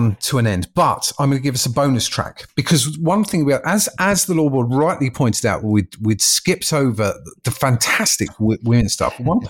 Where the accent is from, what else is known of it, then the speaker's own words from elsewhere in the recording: Canada; We're Canadian.